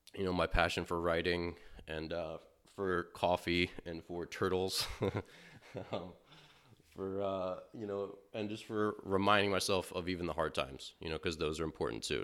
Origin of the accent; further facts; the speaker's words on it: Maryland, United States; moved away; growing up in Maryland